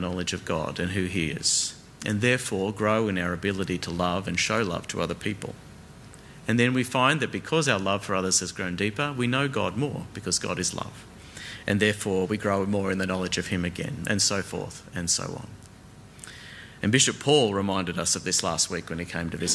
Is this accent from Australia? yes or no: yes; Australia; I am an Australian